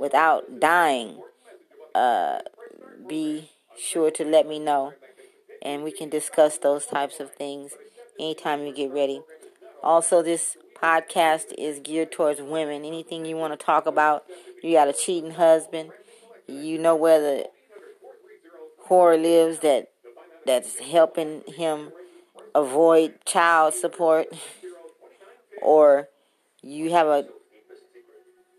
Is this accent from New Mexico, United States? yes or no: no; Compton, California, United States; now in Las Vegas, United States; I am from Compton, currently residing in Las Vegas